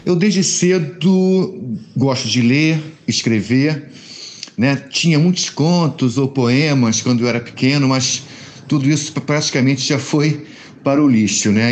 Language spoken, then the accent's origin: Portuguese; Rio de Janeiro, Brazil; Eu sou carioca, a gente que mora aqui no Rio de Janeiro